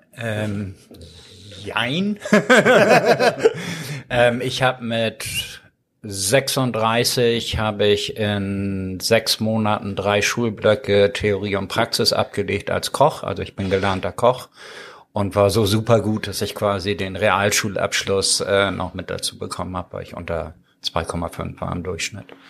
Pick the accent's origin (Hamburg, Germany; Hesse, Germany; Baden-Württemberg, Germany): Hamburg, Germany; German is a second language; also born or lived in Ireland / Stuttgart; in Blankenese, wo ich groß geworden bin